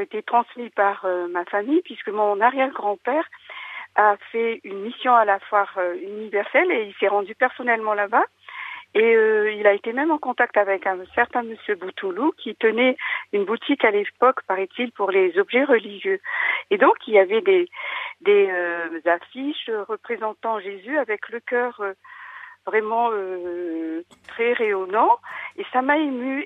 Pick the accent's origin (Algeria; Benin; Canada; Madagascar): Madagascar; moved away as an adult; now in France; depuis mon enfance à Madagascar